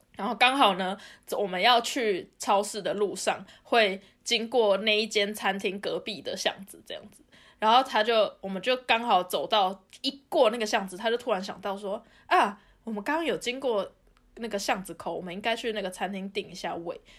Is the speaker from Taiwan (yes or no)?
yes; Taiwan; now in Germany; 别人知道我是台湾人